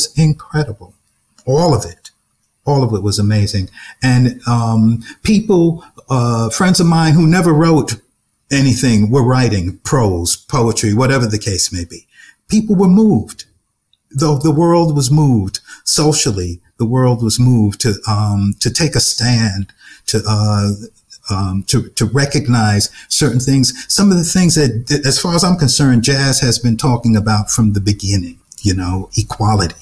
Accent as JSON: {"language": "English", "town": "New York City", "region": "New York", "country": "United States", "tie": "born or raised there", "said": "when I was born in Brooklyn, I came back home to a brownstone owned by my grandparents. That's where. And then I was raised in a limestone house"}